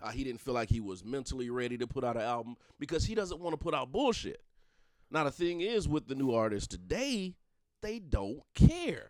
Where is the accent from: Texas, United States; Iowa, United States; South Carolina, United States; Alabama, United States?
South Carolina, United States; Darlington County; I'm from the country. I ain't gonna lie. I'm from Darlington County